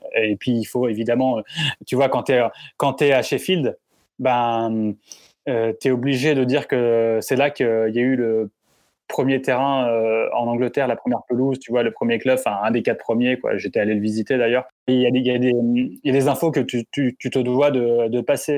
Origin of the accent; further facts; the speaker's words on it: France; quand on est français